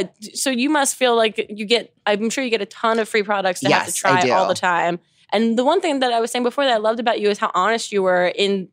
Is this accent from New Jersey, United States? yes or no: yes; New Jersey, United States; moved away; I was also from Jersey.